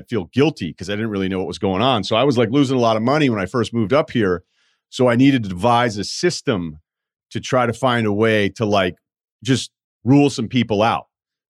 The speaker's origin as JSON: {"language": "English", "region": "the South", "country": "United States", "said": "And, you know, I'm a kid from the South."}